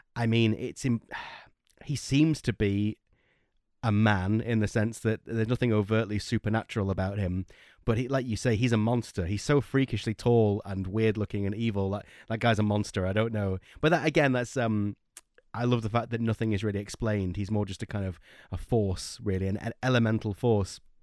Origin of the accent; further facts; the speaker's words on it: Blackpool, North West England, United Kingdom; we're from Blackpool in northwest UK, and that's by the sea